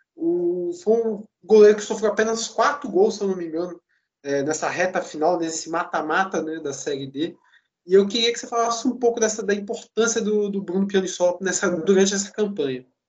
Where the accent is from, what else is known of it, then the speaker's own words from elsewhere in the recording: Espírito Santo, Brazil; eu sou do Espírito Santo